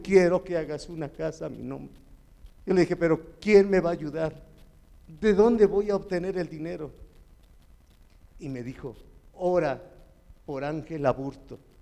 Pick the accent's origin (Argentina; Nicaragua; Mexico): Mexico; Chalco, State of Mexico; Soy de Chalco.